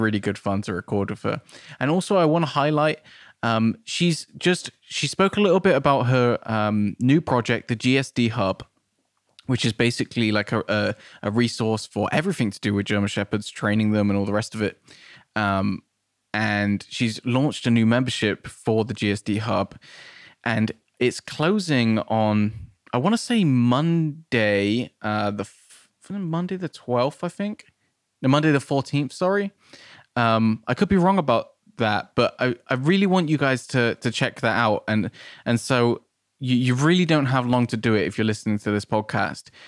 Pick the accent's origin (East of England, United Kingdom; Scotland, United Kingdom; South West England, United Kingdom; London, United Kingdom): South West England, United Kingdom; Nailsea; moved away as an adult; now in Bristol, United Kingdom; I grew up in Nailsea